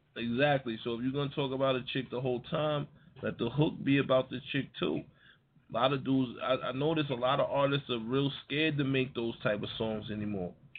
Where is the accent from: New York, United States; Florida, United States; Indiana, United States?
New York, United States; Yonkers; I was from Yonkers